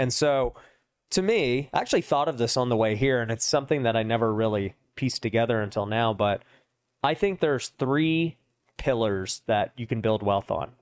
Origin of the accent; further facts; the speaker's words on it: Las Vegas, Nevada, United States; I was born and raised out here in Vegas where we're